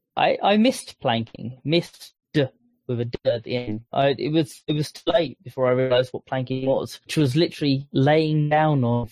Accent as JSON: {"language": "English", "area": "Essex", "region": "East of England", "country": "United Kingdom", "said": "I'm from Essex"}